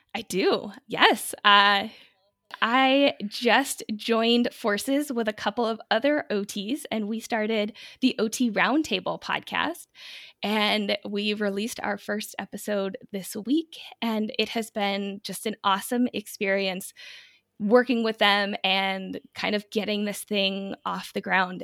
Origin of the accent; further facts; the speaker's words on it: United States; I'm American.